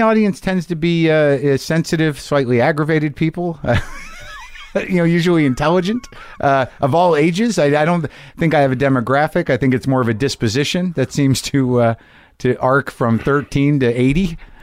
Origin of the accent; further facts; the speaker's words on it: United States; as an American person